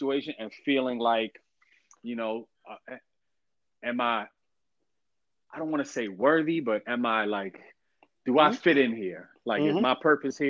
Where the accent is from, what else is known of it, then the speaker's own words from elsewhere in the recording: New York City, New York, United States; also born or lived in Westchester County, New York; I was born and born and pretty much raised in the Bronx, I did go to like my middle and teenage years. I grew up in Westchester. I was raised in Westchester County